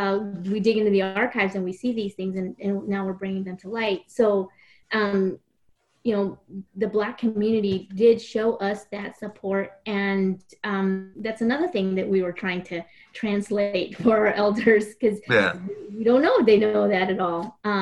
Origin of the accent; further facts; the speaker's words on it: the South, United States; So growing up in the South, it felt like there wasn't much.